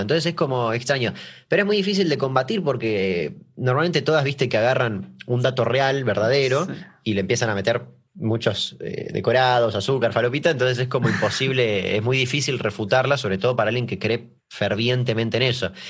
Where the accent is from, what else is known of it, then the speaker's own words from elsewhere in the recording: Argentina; acá que en Argentina